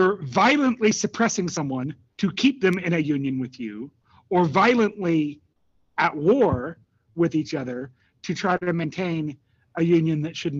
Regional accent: Canada; As a Canadian

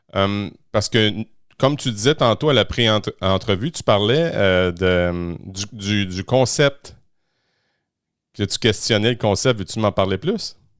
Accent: Quebec, Canada; chez nous, au Québec

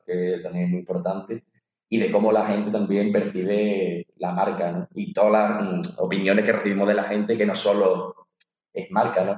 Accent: Azuaga, Extremadura, Spain; moved away as an adult; also born or lived in Madrid; mi pueblo está totalmente, está en el triángulo de la Bermuda, entre Extremadura y Andalucía

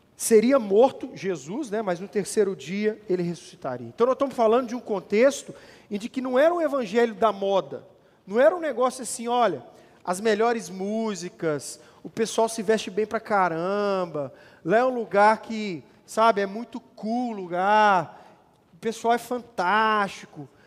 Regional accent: Brazil

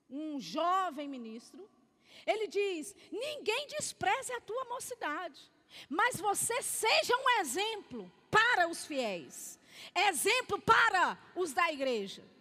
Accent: Belo Horizonte, Minas Gerais, Brazil; E nós tínhamos esse hábito lá em BH, eu sou de BH, da gente subir o monte para orar.

